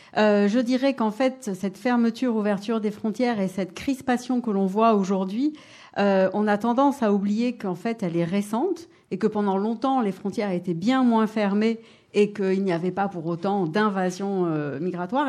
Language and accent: French; Paris, Île-de-France, France; now in Grenoble, France; Je suis née à Paris d'une famille qui, venait d'Europe de l'Est